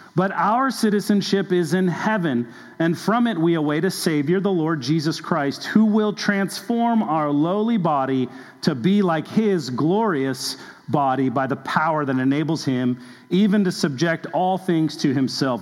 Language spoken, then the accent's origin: English; Southern California, United States; now in Kentucky, United States; I grew up actually in Southern California